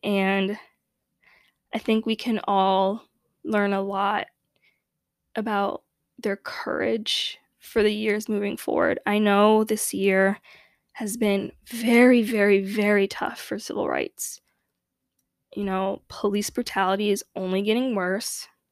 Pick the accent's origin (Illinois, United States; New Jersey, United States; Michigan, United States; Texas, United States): Illinois, United States; Chicago; growing up in Chicago, a very unfortunately segregated city